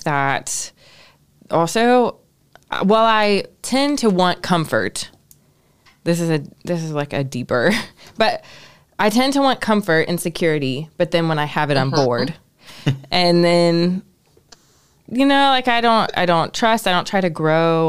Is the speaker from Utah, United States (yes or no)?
no; Ohio, United States; I grew up in Ohio